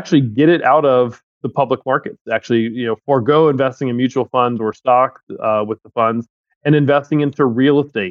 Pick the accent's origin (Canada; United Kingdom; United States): United States; Tampa, Florida; I was actually born and raised in Tampa, Florida